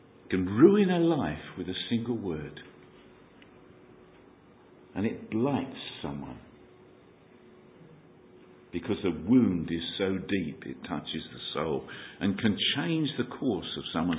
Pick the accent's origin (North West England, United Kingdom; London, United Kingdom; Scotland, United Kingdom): London, United Kingdom; accent: Cockney; Gives away my Cockney accent. My tongue tells you where I hail from. E17